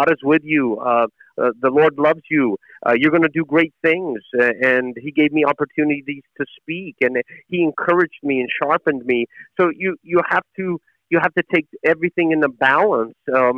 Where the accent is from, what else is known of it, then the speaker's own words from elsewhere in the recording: Chattanooga, Tennessee, United States; also born or lived in Jerusalem; when I was a kid growing up in Chattanooga, Tennessee